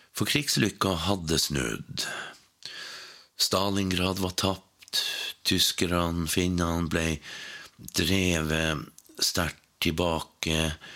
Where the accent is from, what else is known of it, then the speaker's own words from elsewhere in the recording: Sør-Varanger, Finnmark, Norway; hjemme i Sør-Varanger